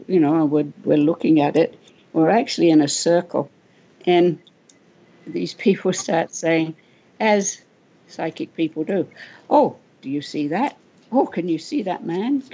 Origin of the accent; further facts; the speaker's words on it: Wales, United Kingdom; moved away; I'm Welsh. I was born in Wales